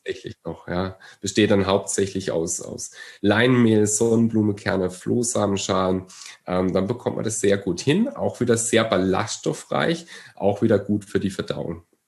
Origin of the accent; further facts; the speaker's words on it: Germany; bei uns in Deutschland, wir haben eine wahnsinnige Brotkultur